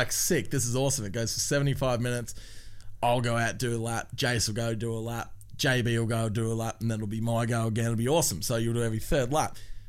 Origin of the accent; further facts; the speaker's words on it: Tasmania, Australia; I'm from Tassie, that's right.